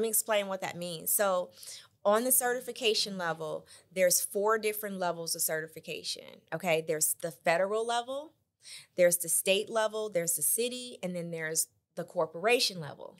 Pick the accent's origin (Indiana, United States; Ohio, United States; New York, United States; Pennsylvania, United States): Indiana, United States; Michigan City; moved away as an adult; now in Indianapolis, United States; born and raised in Michigan City, Indiana.